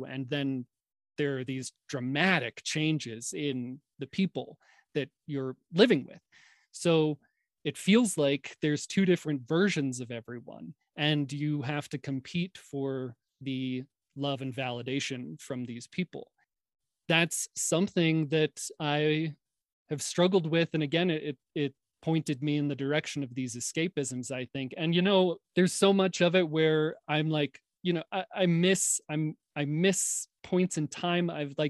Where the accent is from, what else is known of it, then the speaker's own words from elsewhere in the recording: New York, United States; Not a confident kid at all. I grew up in a time, I don't know how many younger listeners you have, John, but if they're out there, listen to this.